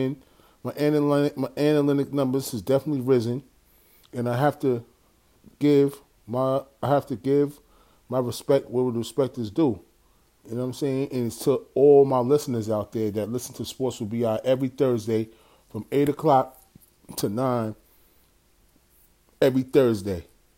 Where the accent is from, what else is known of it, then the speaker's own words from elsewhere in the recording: New York City, New York, United States; My hometown, New York City